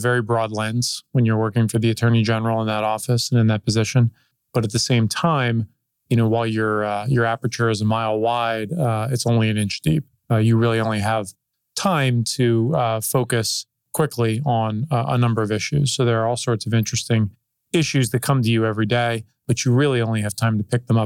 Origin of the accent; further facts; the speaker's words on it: Northern Virginia, United States; also born or lived in Washington, D.C. area; I grew up in Virginia, in the Northern Virginia area, and I've lived in the Washington, D.C. area most of my life.